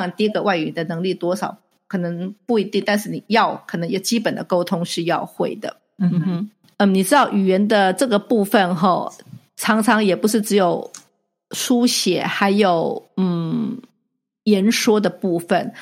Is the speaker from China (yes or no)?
no; Taiwan; moved away; 我小时候，在台湾学的时候，学，不管是英文或是其他的语言